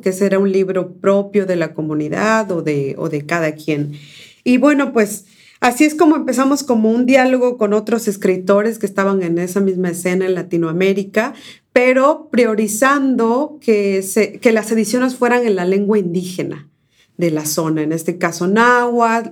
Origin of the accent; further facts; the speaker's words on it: Córdoba, Veracruz, Mexico; first language Spanish; also born or lived in San Pedro Ixhuatlán del Café / Comapa; now in United States; yo nací en Córdoba, Veracruz, pero mi familia es de las altas montañas